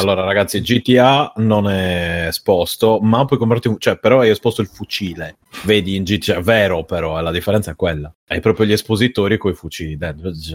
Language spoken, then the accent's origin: Italian; Sardinia, Italy; vengo dalla Sardegna